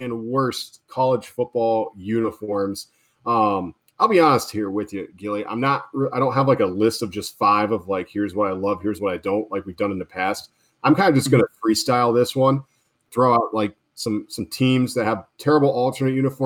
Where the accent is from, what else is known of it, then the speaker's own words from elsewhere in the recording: Southern Rhode Island, United States; where we grew up in Southern Rhode Island